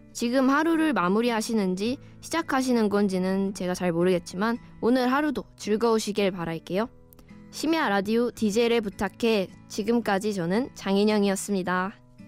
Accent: Wonju, Gangwon, South Korea; now in Seoul, South Korea; 언니랑 저는 원주에서 자랐어요. 강원도 원주라고 아시나요?

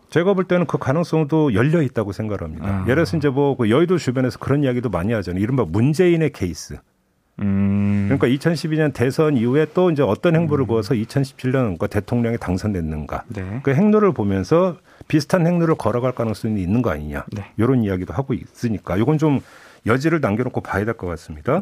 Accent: Daegu, South Korea; 저의 고향인 대구의

